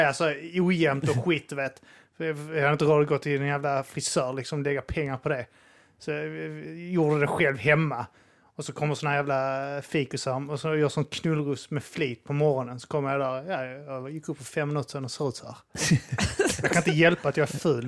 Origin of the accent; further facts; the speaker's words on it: Staffanstorp, Skåne, Sweden; mina föräldrar bodde ihop och vi bodde i en villa ute där och Staffanstorp